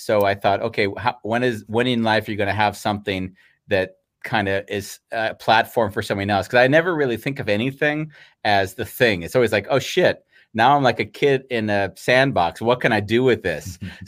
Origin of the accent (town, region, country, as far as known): San Fernando Valley, California, United States; born or raised there; moved away as an adult